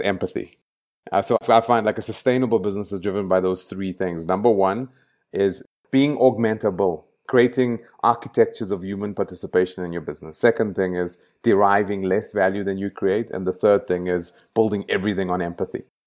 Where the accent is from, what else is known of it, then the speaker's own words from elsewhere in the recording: Johannesburg, Gauteng, South Africa; moved away; I grew up in El Dorado Park. It's a very dangerous place to grow up